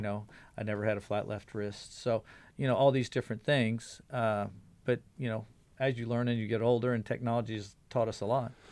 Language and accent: English; Kansas City, Missouri, United States; I grew up in Kansas City